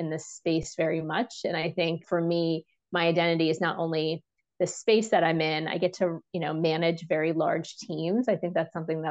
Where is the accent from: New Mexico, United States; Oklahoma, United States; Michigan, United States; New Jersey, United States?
New Jersey, United States; now in Washington, DC, United States; I live in DC. I'm from New Jersey originally.